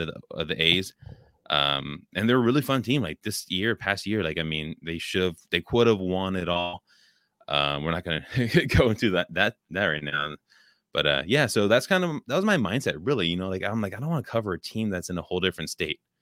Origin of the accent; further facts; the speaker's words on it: Oakland, California, United States; I grew up in California